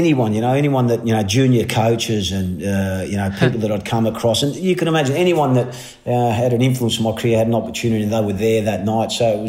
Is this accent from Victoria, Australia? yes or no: yes; Melbourne, Victoria, Australia; growing up in Melbourne, whether you liked it or not, is, you know, is the mecca, mate.